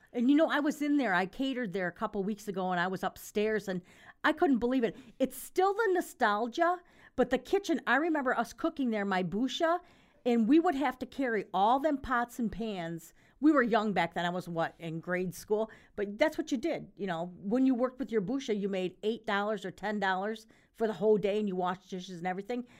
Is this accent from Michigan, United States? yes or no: yes; Grand Rapids, Michigan, United States; growing up in Grand Rapids